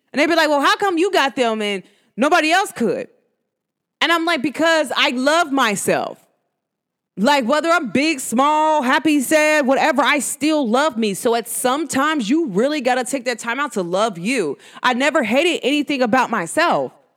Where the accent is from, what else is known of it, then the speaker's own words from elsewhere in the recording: United States; accent: New York; my New York accent. Uh, New Jersey slash New York